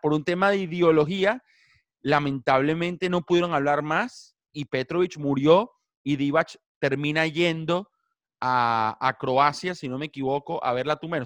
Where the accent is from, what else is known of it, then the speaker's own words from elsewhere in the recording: Caracas, Capital District, Venezuela; moved away as an adult; now in Buenos Aires, Argentina; En Venezuela crecí siendo el Caracas Fútbol Club, obviamente soy caraqueño